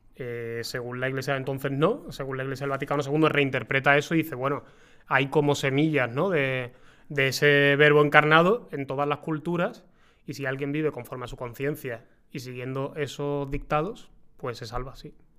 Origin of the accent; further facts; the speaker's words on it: Seville, Andalusia, Spain; yo soy de Sevilla